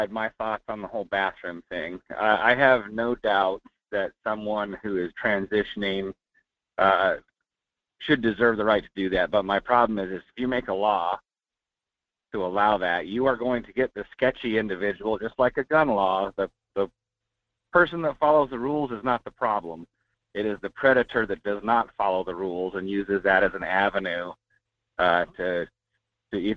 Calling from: North Pole, Alaska, United States; Hey, Michael. This is … in North Pole.

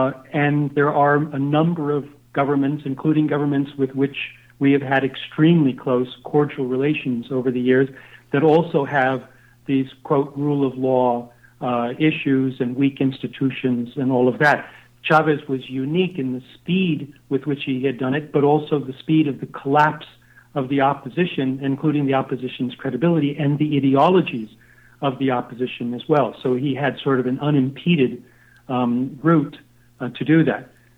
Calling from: Costa Rica; I'm calling you from Costa Rica right now

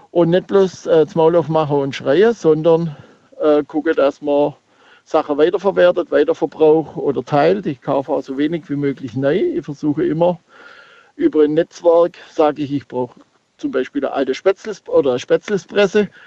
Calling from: Schandorf, Burgenland, Austria; Aus Schandorf.

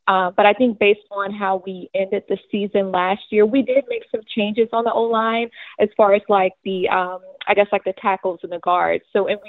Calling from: Atlanta, Georgia, United States; I'm calling from Atlanta, Georgia.

